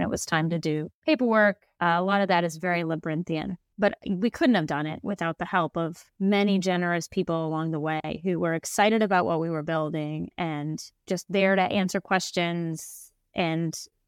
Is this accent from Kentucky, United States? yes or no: yes; Kentucky, United States; I was just thinking how in the culture I grew up in Kentucky, everyone drinks bourbon.